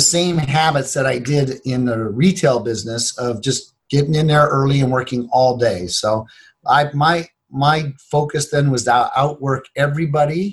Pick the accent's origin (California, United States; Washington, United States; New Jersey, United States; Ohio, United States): Ohio, United States; Cleveland; I grew up in Cleveland, Ohio.